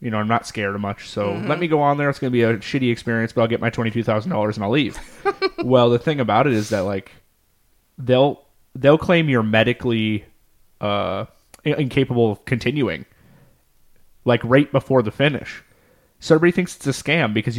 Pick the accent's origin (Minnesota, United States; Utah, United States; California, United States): Minnesota, United States; we're from Minnesota